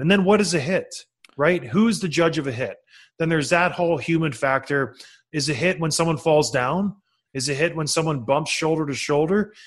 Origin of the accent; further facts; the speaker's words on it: Ontario, Canada; when I was growing up in Ontario.